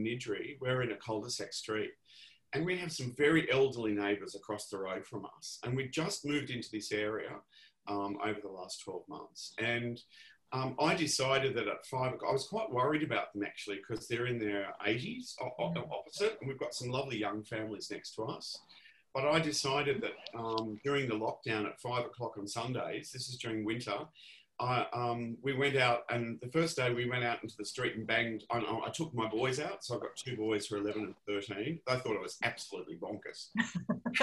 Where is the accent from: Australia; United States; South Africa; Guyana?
Australia; Melbourne, Victoria; I grew up in Ripon Lee, not far from the ABC television station